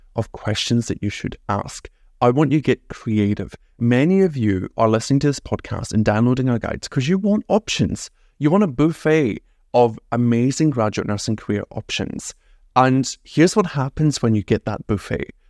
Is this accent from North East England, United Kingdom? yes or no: no; Scotland, United Kingdom; I'm from Scotland.